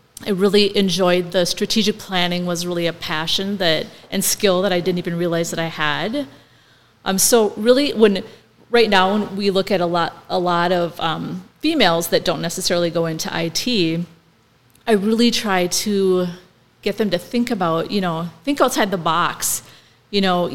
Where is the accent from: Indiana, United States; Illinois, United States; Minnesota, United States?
Minnesota, United States; Milan; moved away as an adult; I'm originally from Milan, Minnesota, which is southwest of Wilmer, about 40 minutes away, and very small town, 427 people when I lived there.